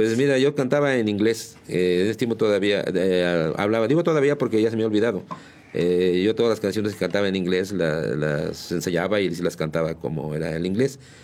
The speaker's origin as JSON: {"language": "Spanish", "town": "San Juan del Río", "region": "Querétaro", "country": "Mexico", "tie": "born or raised there", "said": "Yo soy de San Juan del Río, yo nací en la, en la calle de Mina, en el número 49"}